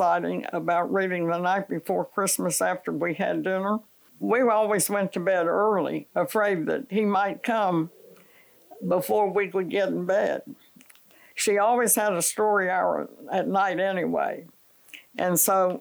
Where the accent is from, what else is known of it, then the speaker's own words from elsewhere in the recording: Morgantown, West Virginia, United States; moved away; also born or lived in Chapel Hill, North Carolina; I was from Morgantown, West Virginia